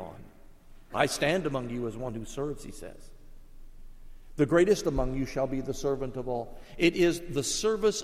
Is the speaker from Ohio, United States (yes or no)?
yes; Columbus, Ohio, United States; In the little Catholic church I grew up in Columbus, Ohio